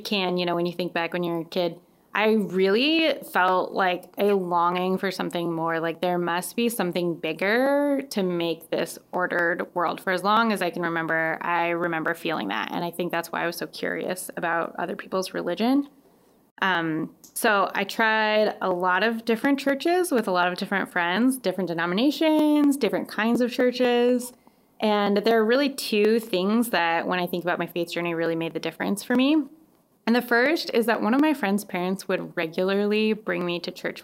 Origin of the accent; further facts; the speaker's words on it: Colorado, United States; now in Madison, United States; I grew up in Colorado with 300 days of sunshine a year